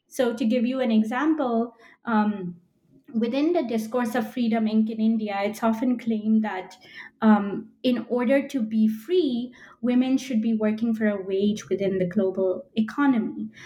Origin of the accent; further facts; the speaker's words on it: Belgium; moved away as an adult; also born or lived in United Kingdom / United States; now in Philadelphia, United States; I was born in Belgium and spent the first 18 years of my life there